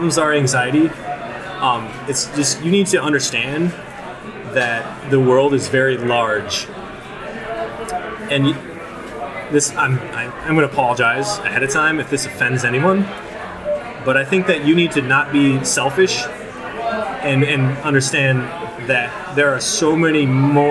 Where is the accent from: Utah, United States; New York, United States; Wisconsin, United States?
Wisconsin, United States; La Crosse; born or raised there